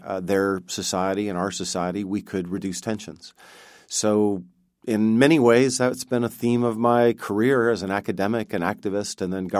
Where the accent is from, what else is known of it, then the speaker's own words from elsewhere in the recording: Montana, United States; I grew up in Montana, which is a pretty provincial state in the United States. I went to California for school